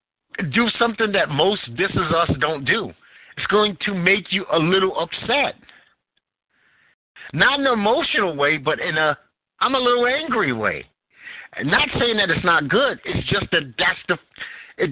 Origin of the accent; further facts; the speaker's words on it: New York City, New York, United States; also born or lived in Utah; I grew up in New York, Bed-Stuy.